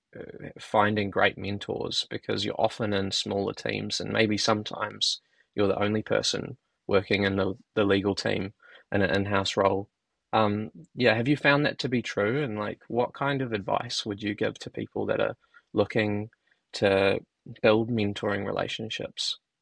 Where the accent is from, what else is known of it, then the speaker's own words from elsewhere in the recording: New Zealand; as a Kiwi